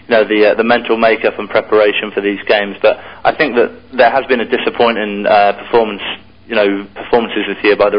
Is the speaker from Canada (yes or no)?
no; England, United Kingdom; moved away as an adult; now in United States; when I was growing up in England